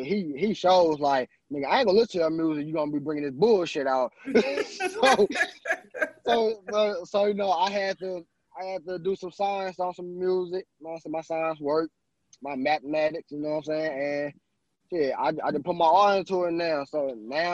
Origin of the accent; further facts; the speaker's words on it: St. Louis, Missouri, United States; also born or lived in California; I'm from California and St. Louis, but most of my years I've been in St. Louis